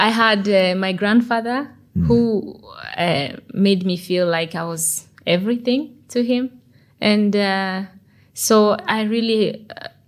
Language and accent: English; DR Congo; born there; moved away; I was born in Congo, so I'm Congolese by birth.